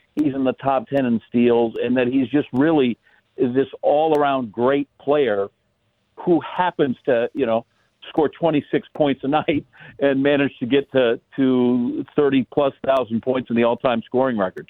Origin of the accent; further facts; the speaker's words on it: Wisconsin, United States; moved away; I grew up in Wisconsin